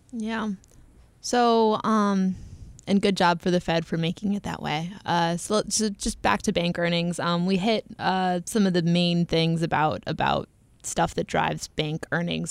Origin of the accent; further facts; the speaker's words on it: United States; accent: American; my horrible American accent